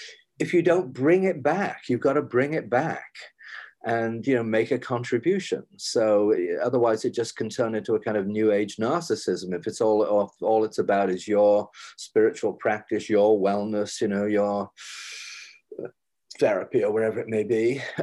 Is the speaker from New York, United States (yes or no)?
yes; New York, United States; I am basically a nature mystic, even though I'm a New Yorker.